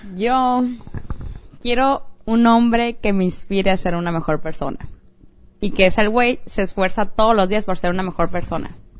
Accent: Mexico; moved away; Vengo de México.

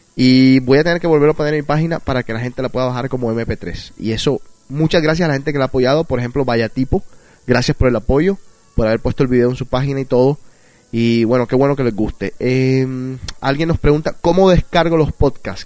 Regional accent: Barranquilla, Atlántico, Colombia; moved away; Esa es la ciudad donde yo nací, Barranquilla

